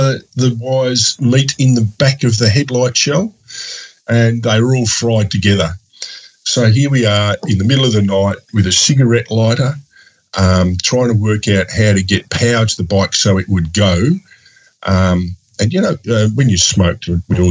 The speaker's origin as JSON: {"language": "English", "country": "Australia", "tie": "born or raised there", "also_born_or_lived": "Melbourne", "said": "ride 350 miles in the dark to my hometown."}